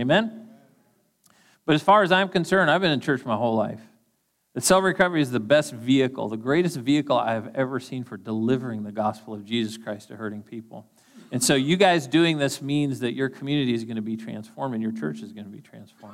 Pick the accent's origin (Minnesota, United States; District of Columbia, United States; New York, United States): Minnesota, United States; Duluth; moved away; also born or lived in Eagan, Minnesota; I'm from Duluth originally, and I've lived in Eagan for a little while